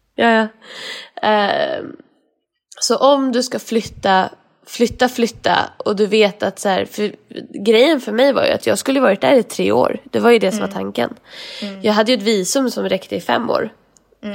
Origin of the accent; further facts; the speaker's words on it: Sweden; moved away as an adult; vi är svenskar